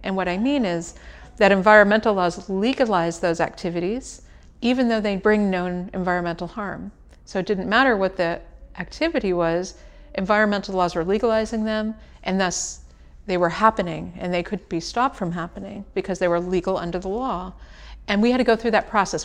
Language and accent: English; United States; I come from the United States